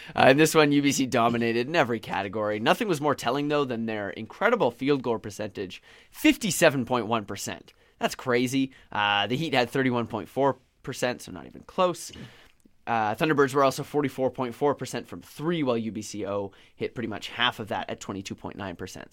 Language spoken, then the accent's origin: English; Victoria, British Columbia, Canada; I'm from Victoria. I'm a Victoria native.